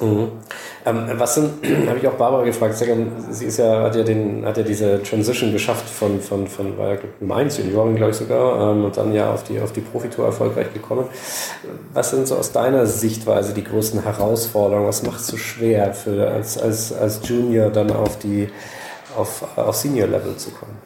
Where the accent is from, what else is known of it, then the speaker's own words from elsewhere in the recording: Bavaria, Germany; Jetzt komme ich aus Bayern